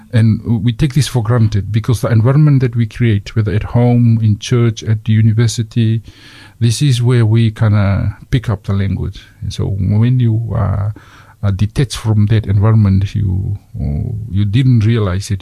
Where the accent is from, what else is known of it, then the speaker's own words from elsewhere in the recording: Fiji; now in Dunedin, New Zealand; I grew up in Fiji.